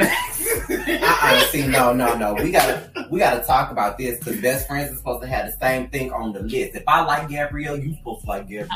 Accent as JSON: {"language": "English", "town": "Detroit", "region": "Michigan", "country": "United States", "tie": "born or raised there", "said": "I grew up in Detroit, Michigan, so being a northerner like is very different from southern folks"}